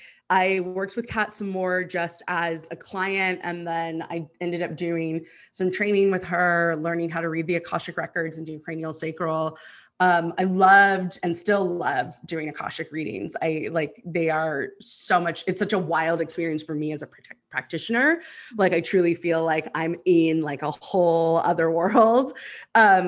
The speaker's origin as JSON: {"language": "English", "town": "Houston", "region": "Texas", "country": "United States", "also_born_or_lived": "New Mexico / Los Angeles", "moved": "yes", "lives_now": "Austin, United States", "said": "I'm originally from Houston, and then moved to New Mexico and then moved to Los Angeles. And now I'm back in Texas in Austin"}